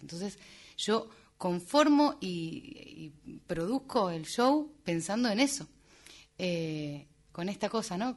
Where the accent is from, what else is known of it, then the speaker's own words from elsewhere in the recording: Argentina; moved away as an adult; now in Madrid, Spain; estar viviendo fuera hace tantos años inevitablemente me vuelca la cabeza hacia como mi tierra